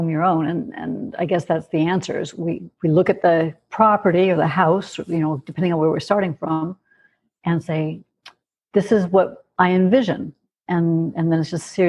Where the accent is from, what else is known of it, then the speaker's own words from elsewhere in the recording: California, United States; moved away as an adult; also born or lived in Michigan / Montana; now in Albuquerque, United States; we moved to California, and that's the house I stayed in until I was 18